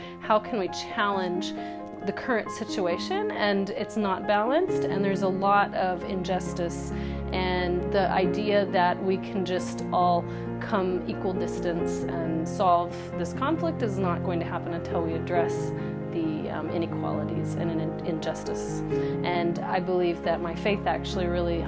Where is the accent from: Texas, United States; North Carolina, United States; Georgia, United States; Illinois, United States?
North Carolina, United States; moved away as an adult; now in Jerusalem; I came from North Carolina. I grew up in a family that was Christian